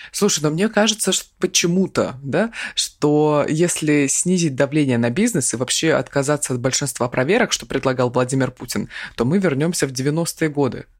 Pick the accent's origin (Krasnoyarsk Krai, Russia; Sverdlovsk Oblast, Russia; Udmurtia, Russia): Krasnoyarsk Krai, Russia; Krasnoyarsk; я из Красноярска